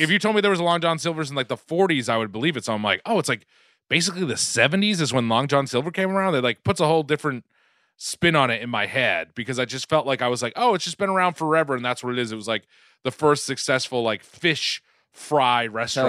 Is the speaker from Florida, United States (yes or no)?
no; Quincy, Massachusetts, United States; moved away; I grew up in Quincy, Mass